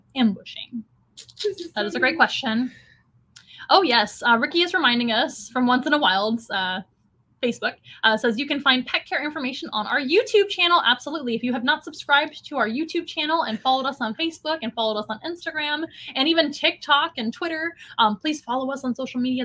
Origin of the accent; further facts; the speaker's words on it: San Antonio, Texas, United States; I'm from San Antonio